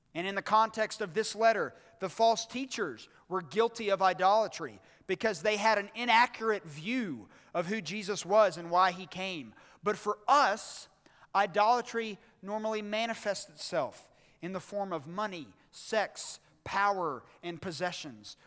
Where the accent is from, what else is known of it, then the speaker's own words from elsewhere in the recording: Birmingham, Alabama, United States; on December twenty-third, nineteen eighty-five, at Brookwood Hospital in Birmingham, Alabama, I was born